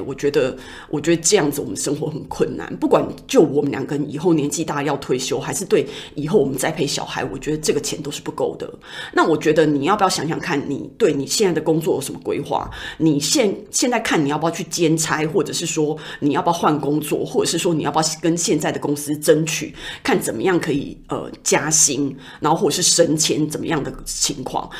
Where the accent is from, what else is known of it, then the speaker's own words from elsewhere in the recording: Taiwan; 我们台湾人